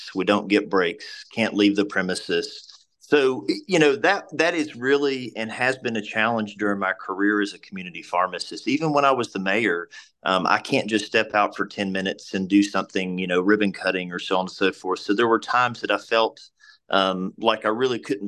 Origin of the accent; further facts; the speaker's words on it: Abingdon, Virginia, United States; I was born and raised in Washington County in Abingdon.